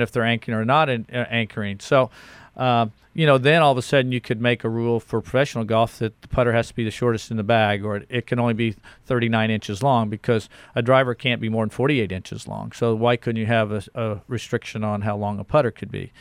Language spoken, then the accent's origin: English; Kansas City, Missouri, United States; I grew up in Kansas City